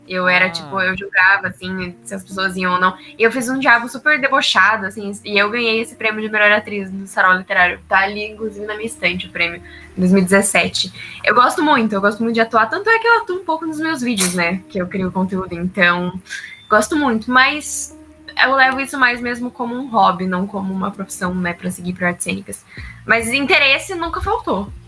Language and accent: Portuguese; Curitiba, Paraná, Brazil; Eu sou de Curitiba.